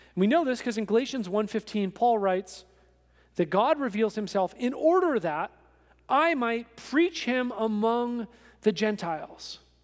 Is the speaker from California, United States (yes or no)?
yes; Oakland, California, United States; moved away as an adult; also born or lived in Kenya–Tanzania border; I was raised in Oakland, Berkeley area in California